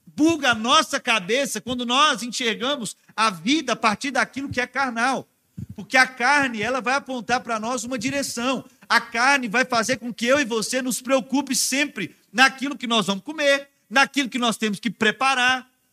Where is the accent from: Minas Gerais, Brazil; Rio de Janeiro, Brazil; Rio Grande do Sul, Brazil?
Minas Gerais, Brazil; moved away; a gente estava em Minas Gerais, ah, na minha terra, né? Na casa da minha família